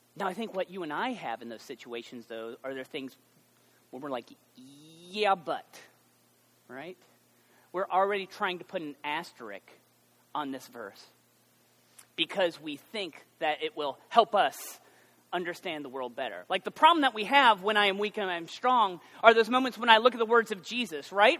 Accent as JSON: {"language": "English", "country": "United States"}